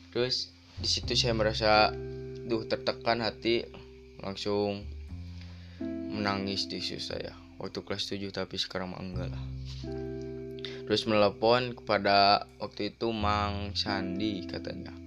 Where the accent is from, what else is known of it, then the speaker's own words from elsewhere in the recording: Banjarsari, Indonesia; Saya santri di sini sudah hampir tiga tahunan lah ada terus saya itu asal dari Banjarsari